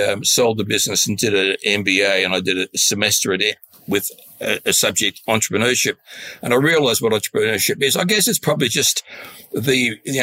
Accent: Australia; also born or lived in Russia; I was born 1946, was 2 years old when we came to Australia.

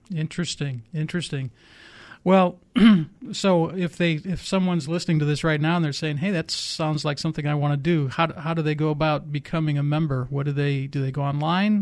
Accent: Illinois, United States; growing up in Illino-, Illinois

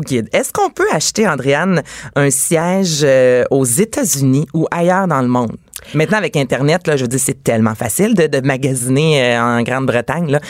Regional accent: Quebec, Canada; chez nous au Québec

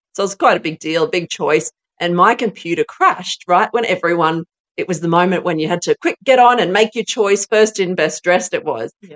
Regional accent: Brisbane, Queensland, Australia; Born in Brizzy, um, raised in a beautiful little Christian family

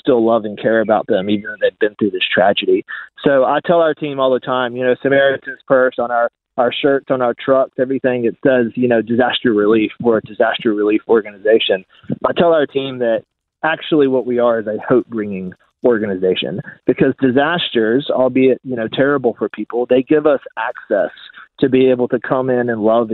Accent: United States; accent: American; moved away as an adult; now in Australia; My accent betrays me for sure. Yeah, I'm American

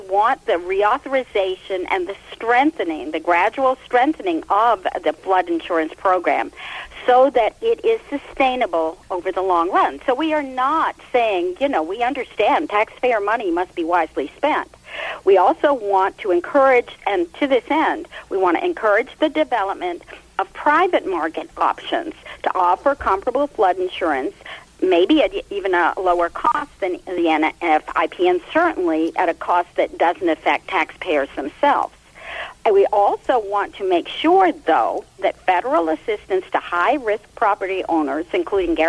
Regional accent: Washington, United States; I'm from the Washington metro area

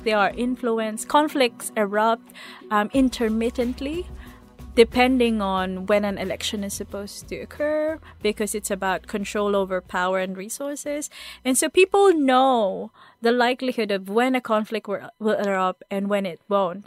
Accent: Philippines; Growing up in the Philippines

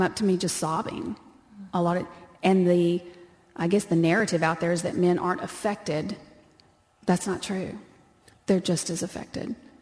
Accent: Texas, United States; I'm from Texas and that's how we talk.

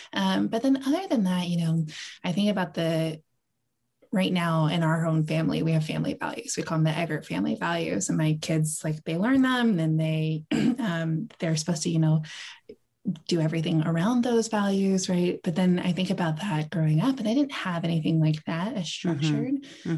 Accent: Tampa, Florida, United States; also born or lived in military moves; So I'm from Tampa, Florida, raised there. I was a military brat. So we moved to a lot of places.

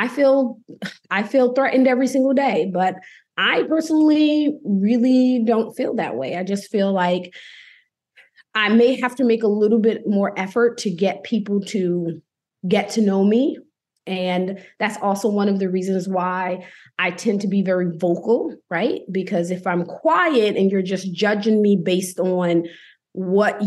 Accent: United States; also born or lived in New Haven, Connecticut; I'm from America.

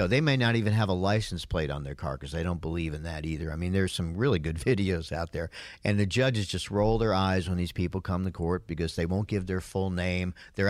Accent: Yonkers, New York, United States; From Yonkers, New York, my hometown.

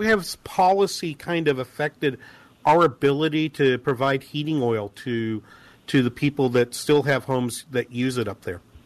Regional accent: New Hampshire, United States; moved away; I'm from New England, from New Hampshire

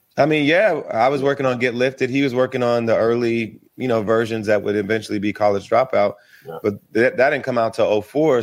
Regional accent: Ohio, United States; moved away as an adult; also born or lived in Philadelphia; I grew up in Ohio

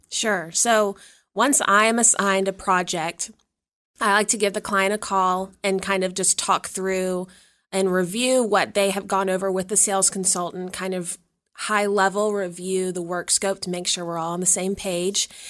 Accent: Danville, Virginia, United States; moved away as an adult; now in St. Louis, United States; I'm originally from Danville, Virginia, which is a small town

